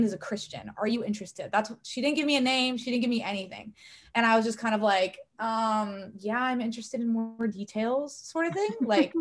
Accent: Corona, California, United States; also born or lived in Newport Beach, California; I was born and raised in Corona, California

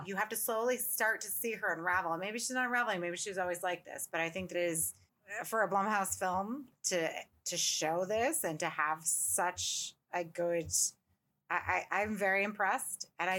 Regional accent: upstate New York, United States; moved away; I'm from upstate New York where nothing happens.

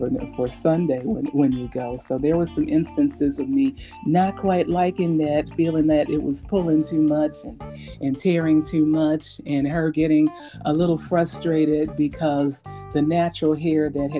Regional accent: Gary, Indiana, United States; growing up in Gary

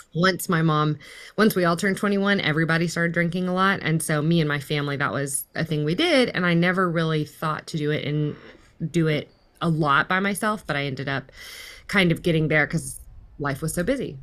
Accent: Fort Worth, Texas, United States; I'm currently in Fort Worth, Texas, which is pretty much where I grew up. I grew up in the, um, D F W, which is, like, North Central Texas

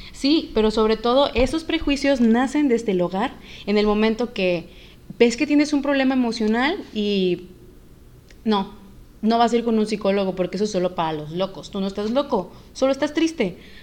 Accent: Yucatán, Mexico; yo soy yucateca

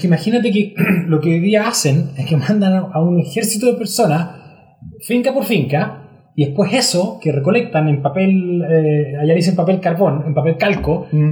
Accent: Chile; uno como chileno

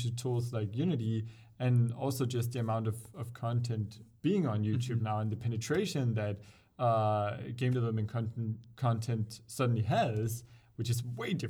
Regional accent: Denmark; we're from Denmark, Danish

